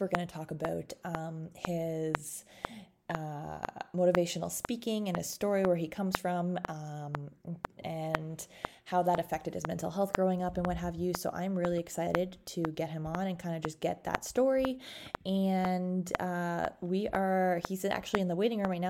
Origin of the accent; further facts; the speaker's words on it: Canada; we're both from Canada